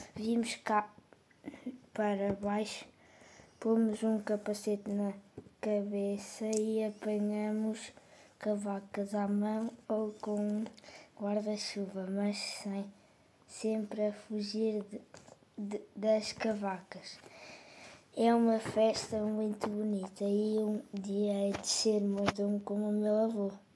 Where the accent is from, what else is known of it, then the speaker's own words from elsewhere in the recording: Aveiro, Centro, Portugal; em Aveiro, cidade onde eu nasci